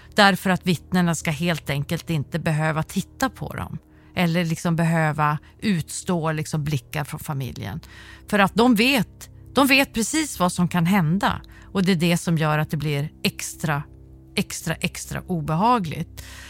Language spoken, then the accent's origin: Swedish; Sweden; Där jag är uppvuxen i Sverige med en stat som jag litar på